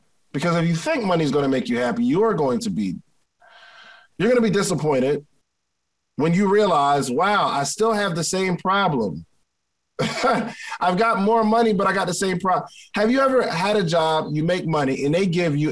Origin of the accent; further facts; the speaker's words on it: Willingboro, New Jersey, United States; growing up in Willingboro, New Jersey.